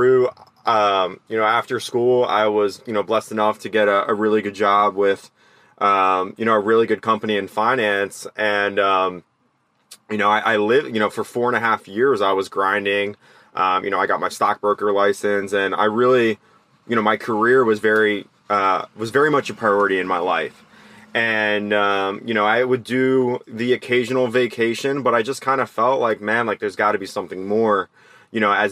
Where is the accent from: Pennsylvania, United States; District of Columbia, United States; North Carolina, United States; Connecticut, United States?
Pennsylvania, United States; outside of the Philadelphia area; moved away as an adult; also born or lived in New York; growing up outside of the Philadelphia area